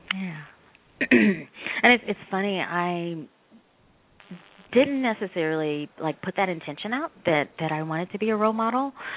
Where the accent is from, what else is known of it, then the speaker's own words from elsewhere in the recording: the South, United States; our family, I mean, we're from the South